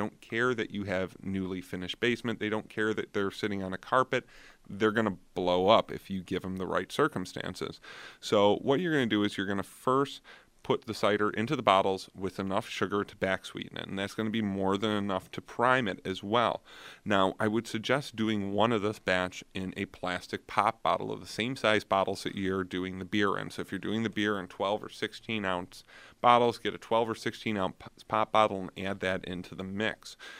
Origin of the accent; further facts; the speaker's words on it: New York, United States; I'm from Niagara County, so I usually end up doing Cherry Bank and Blackman Farms.